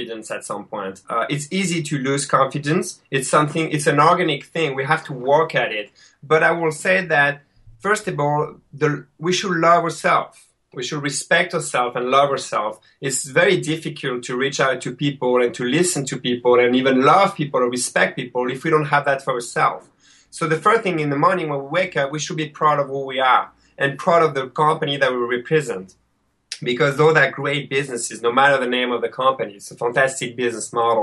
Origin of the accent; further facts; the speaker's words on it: France; accent: French; English is a second language; moved away as an adult; now in Rochester, New York, United States; my French accent